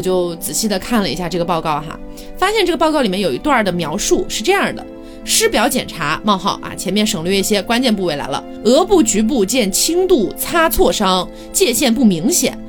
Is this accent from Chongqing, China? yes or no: yes; Chongqing, China; 江北区在重庆，因为我重庆人嘛